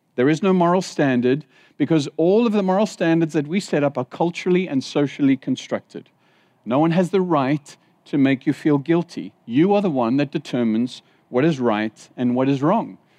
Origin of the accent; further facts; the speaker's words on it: Zimbabwe; moved away; When I was in Zimbabwe, I was born in Zimbabwe.